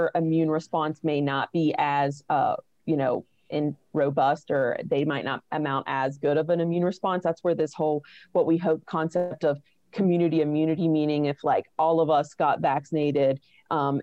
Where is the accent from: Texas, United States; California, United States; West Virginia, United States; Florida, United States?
West Virginia, United States; Weirton; I'm from West Virginia. I'm originally from Weirton, which is in like the northern part of the state.